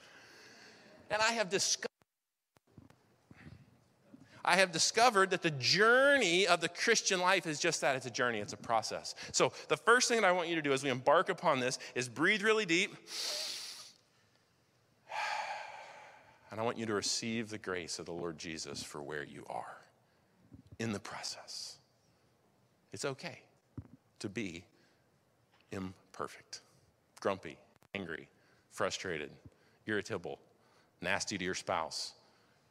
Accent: Wilmington, North Carolina, United States; I grew up in Wilmington here. I wasn't born here, but I grew up here.

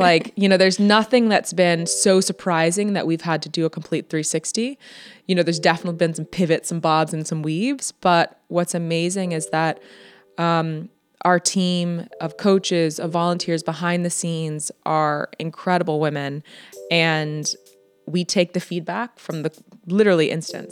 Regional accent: United States; moved away as an adult; now in Netherlands; I'm from the States

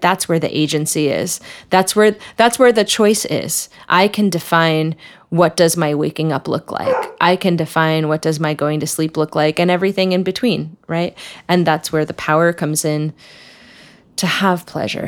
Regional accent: New Jersey, United States; I come from a small town in New Jersey, right outside New York City

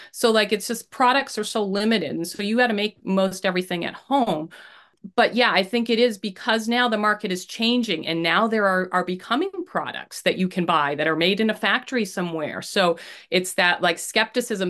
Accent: Maine, United States; I grew up in Maine

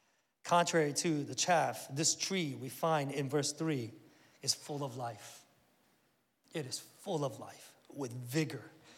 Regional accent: South Korea; I remember, like I said, I grew up in Korea back in the 70s, and we had some relatives out in the countryside

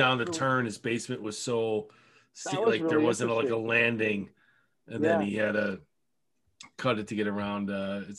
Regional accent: Buffalo, New York, United States; I'm from Buffalo

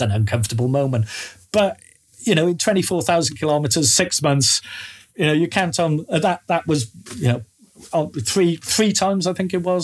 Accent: Wales, United Kingdom; I come from Wales, and everything we have from the government is bilingual.

